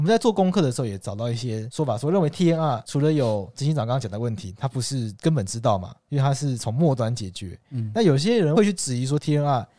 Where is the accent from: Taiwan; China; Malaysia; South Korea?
Taiwan; Taitung, Taitung County; 因为像我们老家在台东嘛，